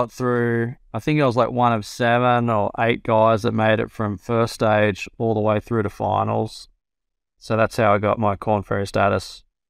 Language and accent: English; Australia; I had a lot of friends my age that I grew up in Australia that were playing there.